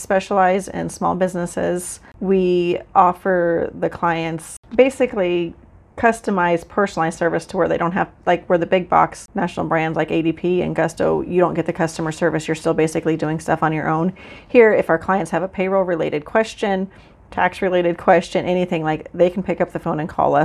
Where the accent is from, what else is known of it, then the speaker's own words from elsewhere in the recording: Central City, Nebraska, United States; also born or lived in Hamilton County, Nebraska; I am from Central Nebraska, actually from Central City